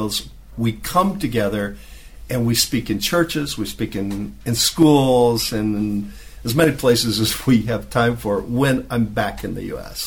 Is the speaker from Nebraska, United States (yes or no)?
yes; Nebraska, United States; moved away as an adult; now in Mexico City, Mexico; I grew up in Nebraska.